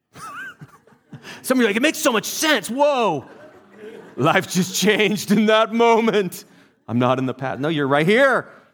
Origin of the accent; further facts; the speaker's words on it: England, United Kingdom; now in United States; I grew up in England